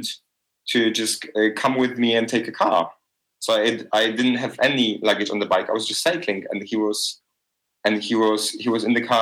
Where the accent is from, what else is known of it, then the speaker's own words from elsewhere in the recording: Poznan, Greater Poland, Poland; moved away as an adult; also born or lived in Warsaw / Berlin / Portugal / Iceland; I'm back in Poznan, which is my hometown in like Western Poland